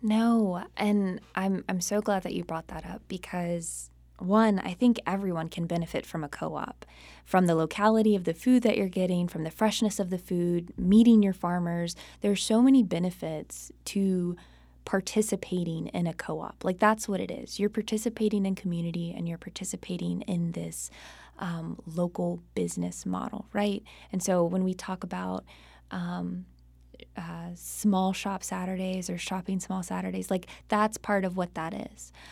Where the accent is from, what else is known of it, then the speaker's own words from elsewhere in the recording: Charlotte, North Carolina, United States; I grew up in Charlotte, North Carolina